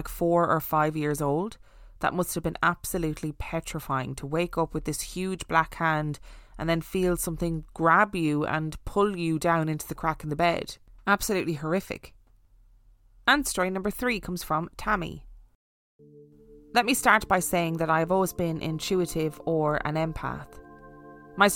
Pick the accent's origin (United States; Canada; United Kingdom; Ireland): Ireland; being Irish